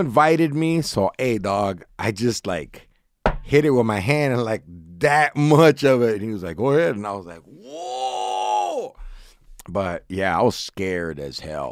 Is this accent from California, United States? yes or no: yes; Orange, California, United States; I grew up in Orange County, Southern California.